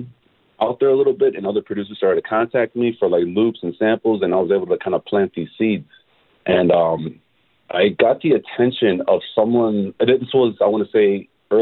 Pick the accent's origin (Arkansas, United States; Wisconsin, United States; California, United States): Wisconsin, United States; Milwaukee; I'm born and raised in Milwaukee